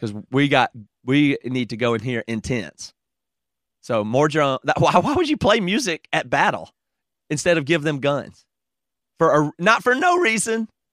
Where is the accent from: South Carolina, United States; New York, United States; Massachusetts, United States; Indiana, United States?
South Carolina, United States; Greer; accent: Southern